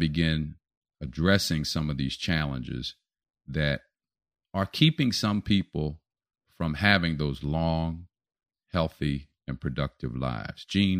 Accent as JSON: {"language": "English", "town": "Philadelphia", "region": "Pennsylvania", "country": "United States", "tie": "born or raised there", "said": "My hometown."}